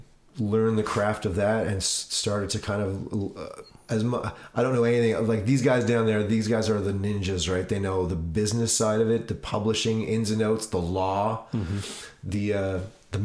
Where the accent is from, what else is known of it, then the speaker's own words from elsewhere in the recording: Cape Breton Island, Nova Scotia, Canada; moved away as an adult; also born or lived in Vancouver; I grew up in Cape Breton Island